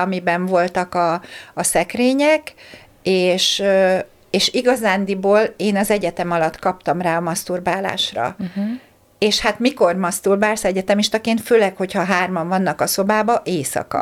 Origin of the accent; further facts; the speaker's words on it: Hungary; moved away as an adult; also born or lived in Slovakia; Magyarországról mentem Szlovákiába egyetemre